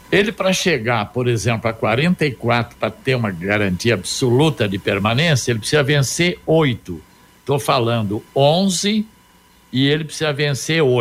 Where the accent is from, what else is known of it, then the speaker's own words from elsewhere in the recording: Arapongas, Paraná, Brazil; cresci é. em Arapongas